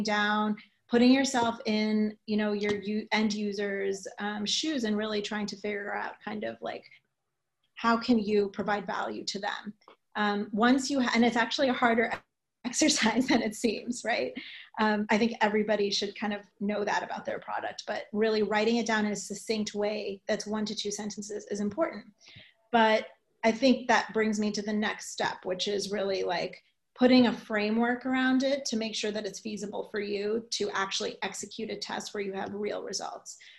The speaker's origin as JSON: {"language": "English", "region": "New York", "country": "United States", "said": "I am a New Yorker"}